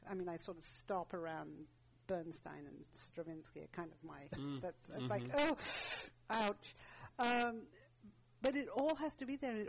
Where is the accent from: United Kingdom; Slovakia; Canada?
United Kingdom; England; growing up in England, what a class system.